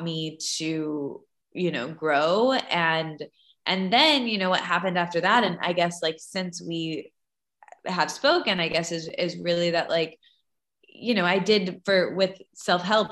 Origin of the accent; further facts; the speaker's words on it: Midwest, United States; I grew up in the Midwest and my family owned fast food chains